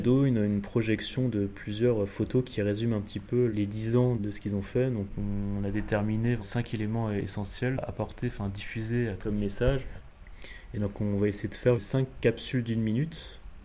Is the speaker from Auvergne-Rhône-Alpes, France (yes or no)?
no; Alsace, Grand Est, France; je suis alsacien